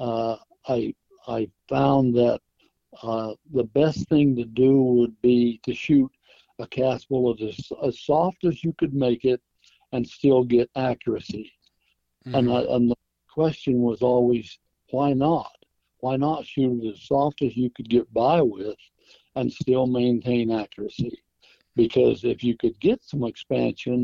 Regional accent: Idaho, United States; growing up in Idaho

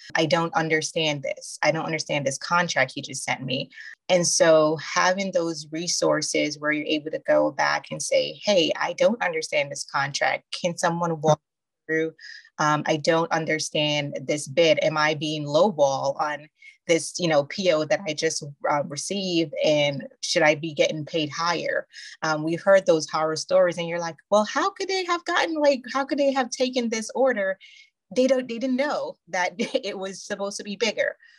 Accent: New York, United States; moved away as an adult; also born or lived in Jamaica; now in Greensboro, United States; I'm from New York. Um, I'm actually from way of Jamaica. So I was born in Jamaica, then I moved to New York

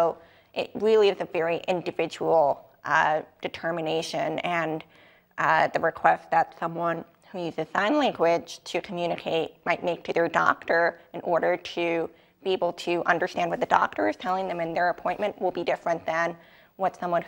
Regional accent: New York, United States; accent: New York; So I'm from New York. I optimistically think maybe I have a little bit of a New York accent

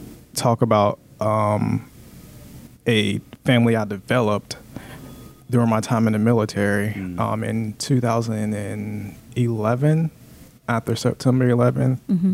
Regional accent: Florida, United States; He was from Louisiana, I was from Florida, down south people.

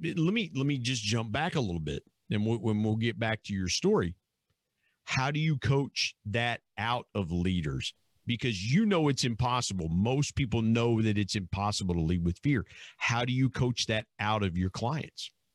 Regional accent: Southern Ohio, United States; where I grew up in Southern Ohio

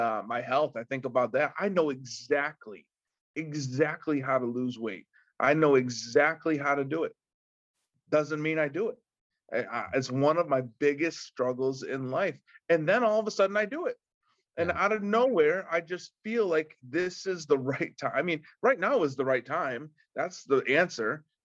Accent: Windsor, New York, United States; where I live and where I grew up in Windsor, New York

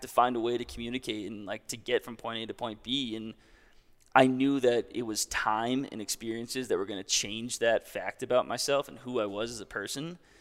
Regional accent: Hopkinton, New Hampshire, United States; also born or lived in Denver, Colorado; now in Jackson Hole, United States; I'm from New Hampshire. I'm from a small town, Hopkinton, New Hampshire, like three thousand people, and I currently live in Jackson Hole, Wyoming

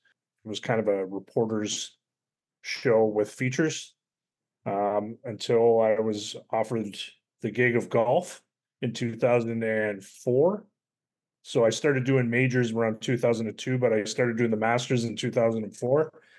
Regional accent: Kitchener, Ontario, Canada; I'm born and raised in Kitchener, Ontario area, which is for people that don't know, is about an hour west of Toronto. Still live there. I've never left.

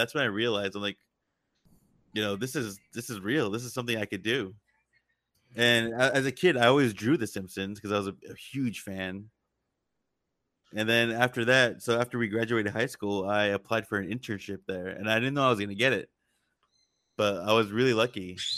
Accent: California, United States; I was born and raised here in Southern California, but my parents were from Iran.

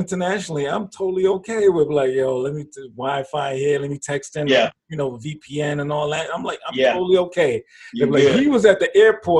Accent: New York, United States; When I was younger, and I was growing up in New York

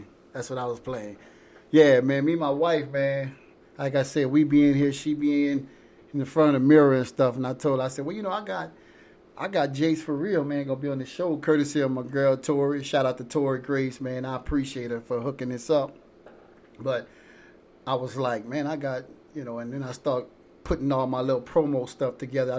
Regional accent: Louisiana, United States; I'm from Louisiana.

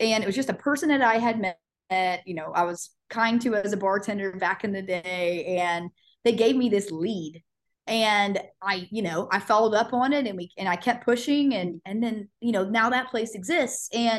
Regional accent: Tulsa, Oklahoma, United States; also born or lived in Ada, Oklahoma; I grew up in Tulsa. I went to Jinx, And I'm from Ada originally, but grew up in Tulsa.

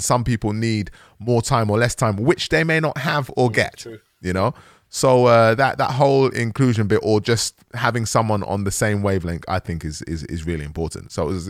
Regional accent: Bulgaria; Because I'm from Bulgaria and I'm not really sure, we like eating fish on a Sunday and you guys don't really get it

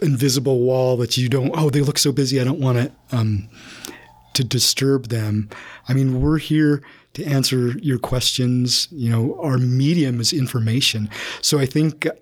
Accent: Herriman, Utah, United States; I grew up in Harriman and on a farm

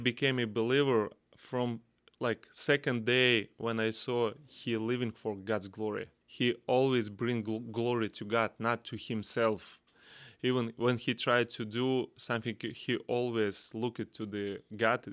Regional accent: Kazakhstan; English is a second language; from Central Asia, Kazakhstan

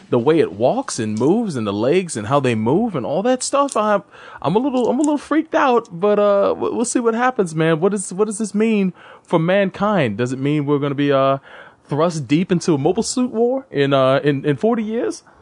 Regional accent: London, United Kingdom; And I'm so happy to be here in my hometown, in the place where I was born, London.

